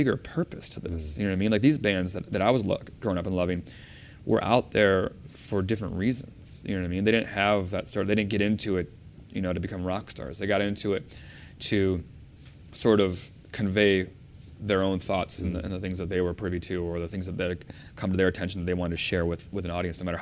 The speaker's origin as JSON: {"language": "English", "town": "Chicago", "region": "Illinois", "country": "United States", "said": "We're both from Chicago."}